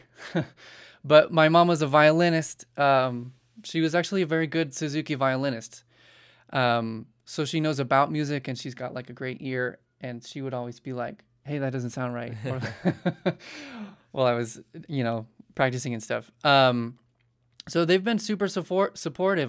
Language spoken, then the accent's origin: English; Salt Lake City, Utah, United States; moved away; I was born actually in Utah, Salt Lake City